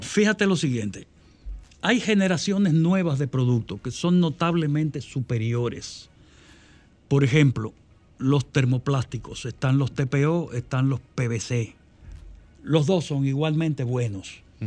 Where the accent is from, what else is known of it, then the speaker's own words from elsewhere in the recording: Dominican Republic; en mi país, la República Dominicana